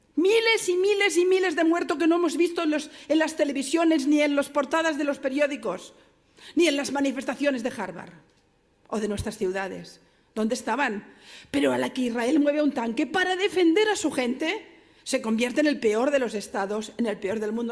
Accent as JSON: {"language": "Spanish", "town": "Barcelona", "region": "Catalonia", "country": "Spain", "said": "yo vengo de Barcelona, mi ciudad"}